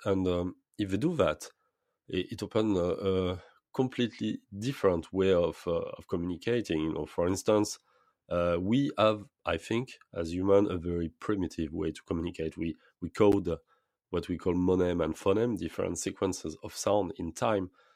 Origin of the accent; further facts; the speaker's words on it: French Polynesia; I was born in Polynesia. I was grown up, uh, I was, uh, in the, in, grown up in lagoon, in fact, uh, all my childhood